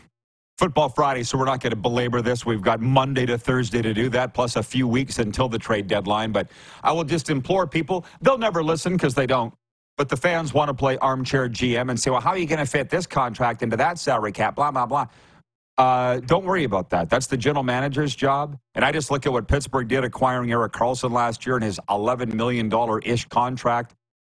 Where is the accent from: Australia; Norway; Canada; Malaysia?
Canada; I'm Canadian.